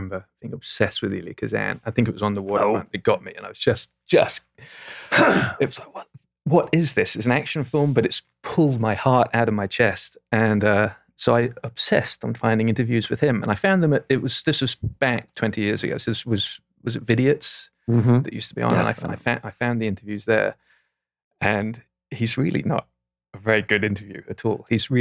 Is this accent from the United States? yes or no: no; England, United Kingdom; I'm from England, I desperately wanted to be American growing up